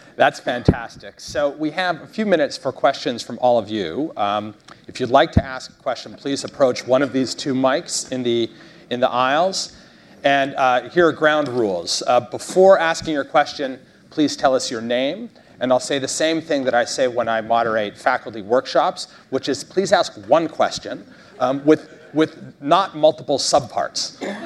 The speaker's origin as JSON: {"language": "English", "town": "Newton", "region": "Kansas", "country": "United States", "tie": "born or raised there", "moved": "yes", "lives_now": "Greenwich, Connecticut, United States", "said": "I grew up in Newton, Kansas"}